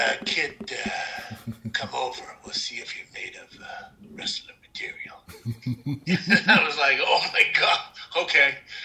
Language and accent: English; Saskatoon, Saskatchewan, Canada; I grew up in Saskatoon, Saskatchewan.